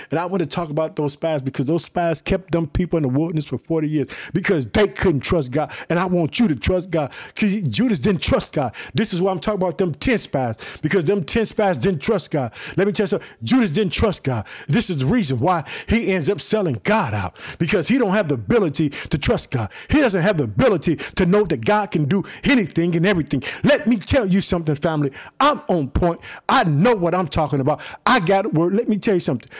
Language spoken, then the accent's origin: English; Illinois, United States; also born or lived in Chicago, Illinois; the state of Illinois, my home state